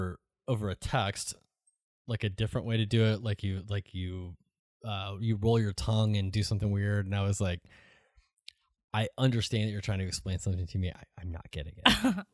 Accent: San Antonio, Texas, United States; Hi, I'm from San Antonio, and it's ….

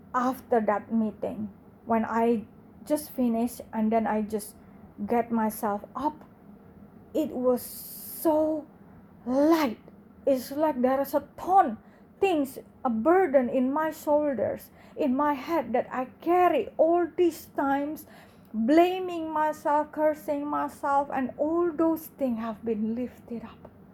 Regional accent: Indonesia; English is a second language; I grew up in Indonesia, in the biggest Muslim in the world

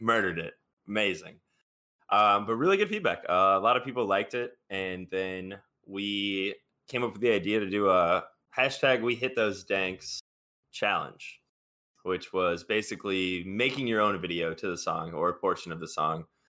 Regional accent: Chicago, Illinois, United States; I'm from Chicago

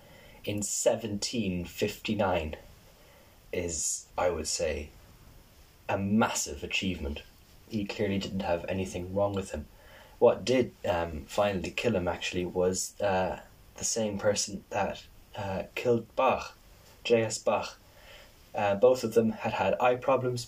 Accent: Ireland; me as an Irish person

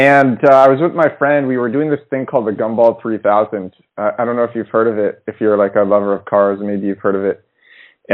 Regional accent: New York City, New York, United States; moved away as an adult; also born or lived in Ukraine; now in Rome, Italy; I'm from Brooklyn, New York, originally. But I'm actually in Rome.

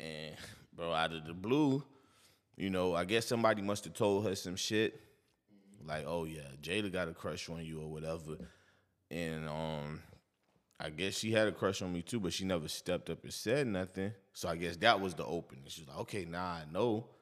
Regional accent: New York, United States; I'm from New York

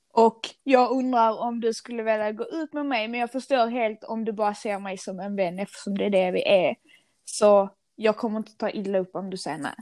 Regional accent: Skåne, Sweden; accent: Scanian; jag är stolt skåning, som ni kanske hör på min eh, dialekt

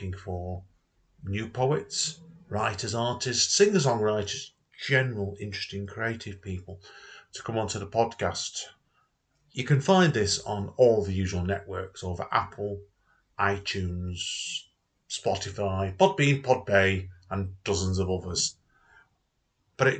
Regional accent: Manchester, North West England, United Kingdom; I grew up around Cholton

